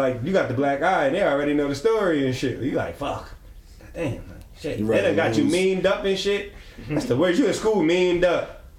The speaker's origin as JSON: {"language": "English", "town": "Philadelphia", "region": "Pennsylvania", "country": "United States", "said": "I'm from Philly"}